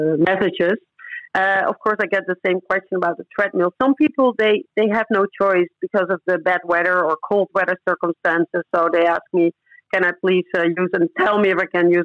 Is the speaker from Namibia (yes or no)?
no; Netherlands; moved away as an adult; also born or lived in Curaçao; I ran in the top five in the Netherlands, in my home country, at the moment I moved